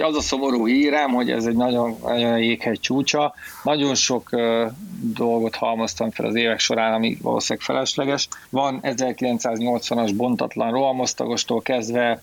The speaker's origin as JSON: {"language": "Hungarian", "region": "Szabolcs-Szatmár-Bereg", "country": "Hungary", "moved": "yes", "said": "én Szabolcsi vagyok eredetileg"}